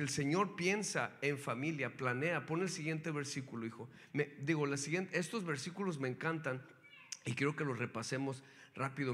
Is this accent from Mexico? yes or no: yes; Mexico; now in United States; yo nací en México